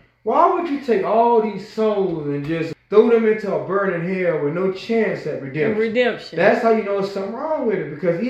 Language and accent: English; the Bible Belt, United States; I grew up in the Bible Belt